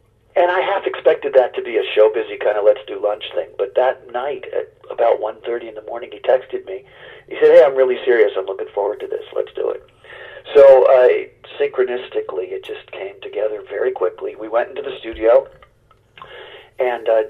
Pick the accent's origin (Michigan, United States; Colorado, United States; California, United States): California, United States; Los Angeles; I grew up in West LA and on a cul-de-sac